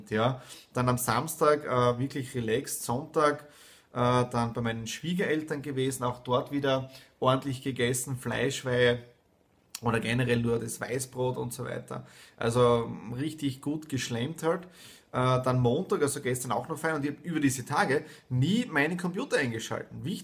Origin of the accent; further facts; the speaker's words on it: Styria, Austria; Dann rund in die Südoststeiermark, ja, in meine Heimat zum Bauernhof meiner Eltern